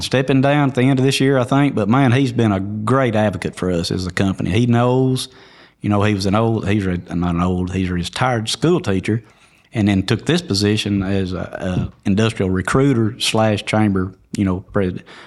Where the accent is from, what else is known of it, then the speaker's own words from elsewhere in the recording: White County, Tennessee, United States; I was born and raised in White County